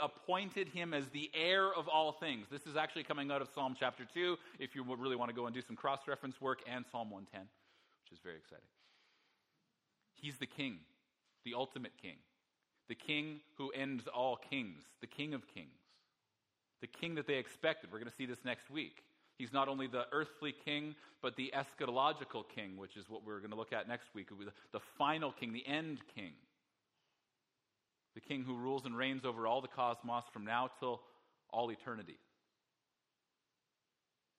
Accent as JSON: {"language": "English", "region": "Alberta", "country": "Canada", "said": "I'm from Alberta. It's landlocked"}